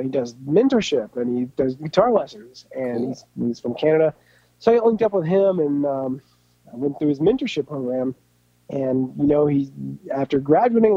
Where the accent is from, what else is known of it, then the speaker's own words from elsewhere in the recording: Enid, Oklahoma, United States; I'm from Oklahoma. You know, I was born in Enid.